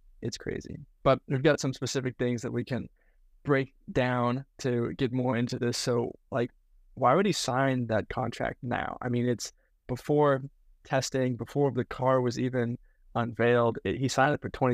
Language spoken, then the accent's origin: English; United States; we're from America, so we're like 6 hours behind